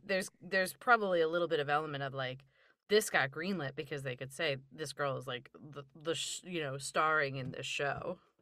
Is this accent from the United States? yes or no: yes; Philadelphia, Pennsylvania, United States; I grew up in Philadelphia area